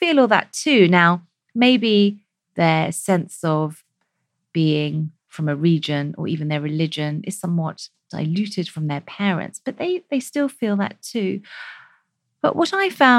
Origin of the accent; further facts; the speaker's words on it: United Kingdom; we as British South Asians